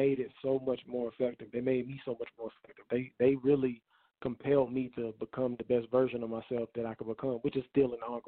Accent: Durham, North Carolina, United States; I'm from Durham, born and raised in Durham

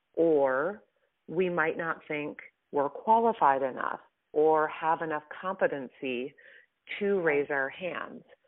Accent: Midwest, United States; I grew up in the Midwest. I'm a Midwestern girl

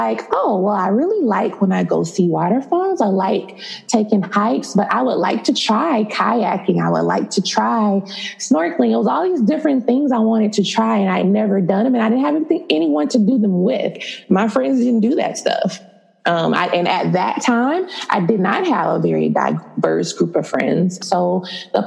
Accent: United States; also born or lived in Dallas, Texas / Tampa, Florida; I'm from Dallas and then from Tampa. So I grew up really half and half in both

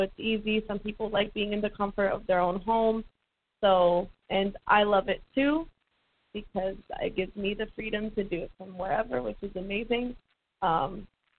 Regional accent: California, United States; moved away as an adult; also born or lived in Florida; now in Tampa, United States; I'm from California. I'm a California girl

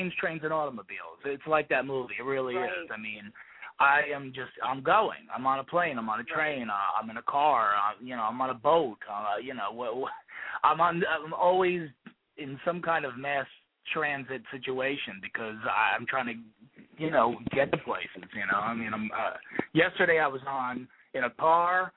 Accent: Lakehurst, New Jersey, United States; also born or lived in Manhattan, New York; now in Highlands, New Jersey, United States; I grew up in Lakehurst, New Jersey

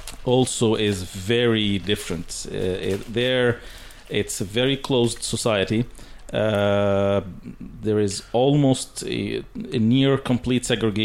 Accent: Egypt; also born or lived in Saudi Arabia; now in Canada

